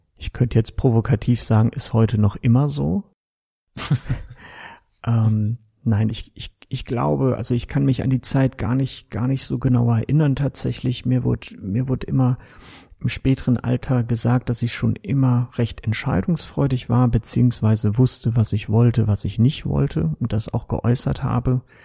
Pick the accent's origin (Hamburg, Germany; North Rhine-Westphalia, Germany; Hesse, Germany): North Rhine-Westphalia, Germany; Kevelaer; now in Straelen, Germany; Geboren in Kevlar, mittlerweile aber wohnhaft in Strahlen am schönen Niederrhein